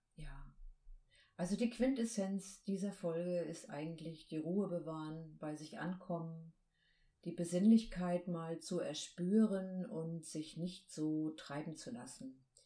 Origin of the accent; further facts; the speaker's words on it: Baltic coast, Germany; ich bin ja an der Ostsee aufgewachsen